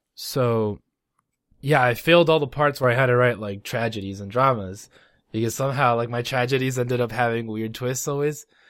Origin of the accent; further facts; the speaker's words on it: Los Angeles, California, United States; moved away; I'm originally from Los Angeles, California